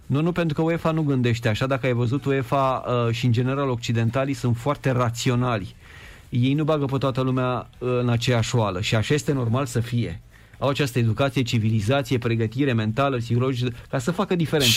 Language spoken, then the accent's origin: Romanian; Oltenia, Vâlcea County, Romania; eu sunt oltean, de Vâlcea, noi suntem mai echilibrați, așa mai calm, cu influența ardelenească